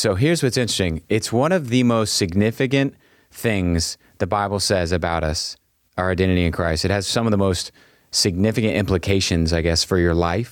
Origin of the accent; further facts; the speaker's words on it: Texas, United States; I am a Texan